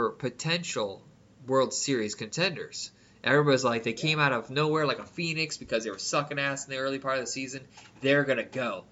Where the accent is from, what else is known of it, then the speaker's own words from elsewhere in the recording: Indiana, United States; I'm from Indiana